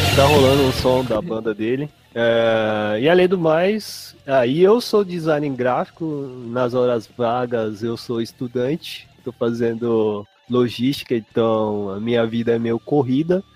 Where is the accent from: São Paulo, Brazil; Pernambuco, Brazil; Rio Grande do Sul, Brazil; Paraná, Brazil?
São Paulo, Brazil; Eu sou de São Paulo